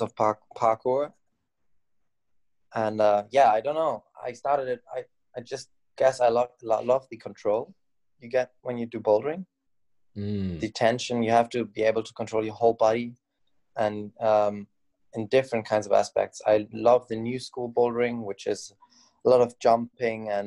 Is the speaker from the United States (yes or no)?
no; Bergisch Gladbach, North Rhine-Westphalia, Germany; now in Cologne, Germany; I grew up in Bergstadtbach